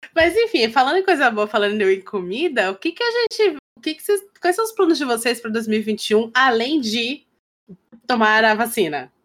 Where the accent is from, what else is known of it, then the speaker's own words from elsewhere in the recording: Pará, Brazil; a paraense, que é de onde eu venho e tal, cresci e tal